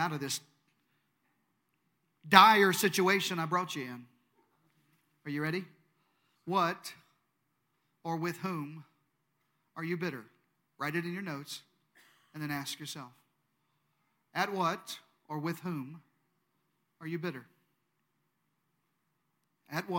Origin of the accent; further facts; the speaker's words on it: Deep South, United States; I'm from the Deep South. In the Deep South, we say things like, oh, bless their heart.